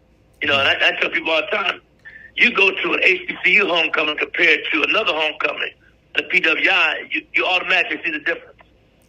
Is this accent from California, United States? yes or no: no; Wilberforce, Ohio, United States; also born or lived in Xenia, Ohio; I grew up in a town called Wilberforce, Ohio.